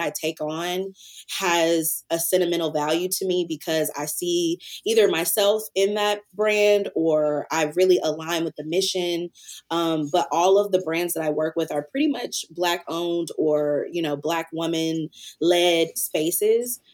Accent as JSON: {"language": "English", "town": "Antioch", "region": "Tennessee", "country": "United States", "tie": "born or raised there", "said": "I am from originally Antioch, Tennessee, which is a small city outside of Nashville"}